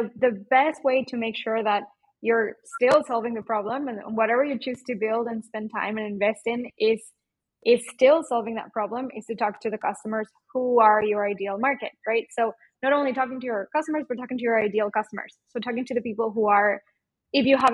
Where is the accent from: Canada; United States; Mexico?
Mexico; accent: Mexican; now in Portugal; my Mexican accent